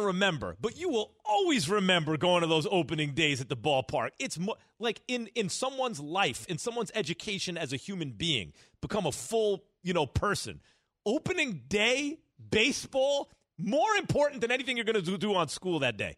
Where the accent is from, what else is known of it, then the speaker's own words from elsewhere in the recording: New York City, New York, United States; both my parents from the Bronx. I was born in the Bronx